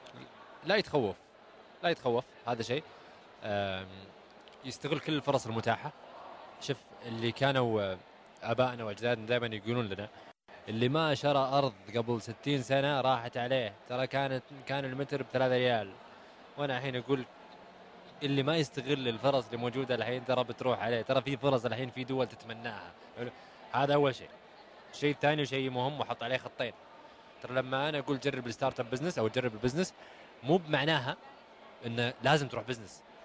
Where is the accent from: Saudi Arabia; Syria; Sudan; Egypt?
Saudi Arabia; أنا كسعودي